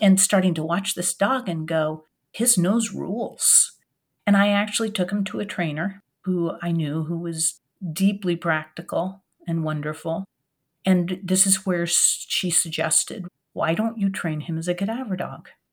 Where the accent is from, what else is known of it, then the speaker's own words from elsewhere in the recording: Oregon, United States; also born or lived in France; now in Durham, United States; I grew up in Oregon